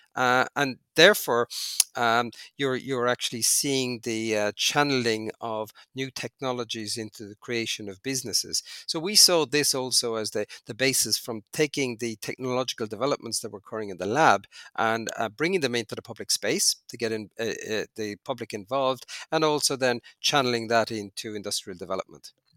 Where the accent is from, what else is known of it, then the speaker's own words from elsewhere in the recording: Cork, Munster, Ireland; moved away as an adult; also born or lived in Canada; now in United Arab Emirates; I grew up in Cork in Ireland, very far south of Ireland